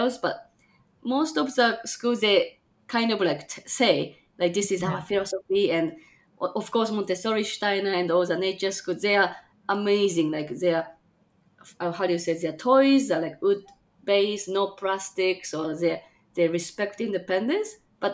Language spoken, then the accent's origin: English; Japan; also born or lived in Chicagoland, Illinois, United States; now in Chicago, United States; I'm from Japan, but currently live in Chicagoland, Illinois, USA.